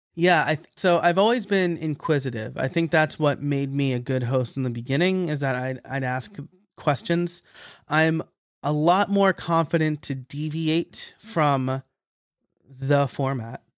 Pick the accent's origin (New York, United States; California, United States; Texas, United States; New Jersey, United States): New York, United States; Middletown; moved away; also born or lived in Scranton, Pennsylvania; in orange county new york uh, okay. uh, middletown area so you know city cops can still live in in my hometown